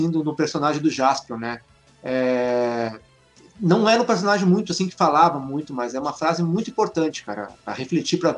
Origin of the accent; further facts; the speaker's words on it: Porto Alegre, Rio Grande do Sul, Brazil; Eu sou de Porto Alegre, Rio Grande do Sul, gaúcho.